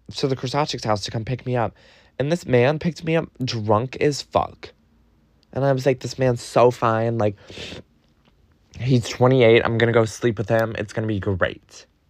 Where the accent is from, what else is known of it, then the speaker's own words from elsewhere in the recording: New York, United States; I'm a New Yorker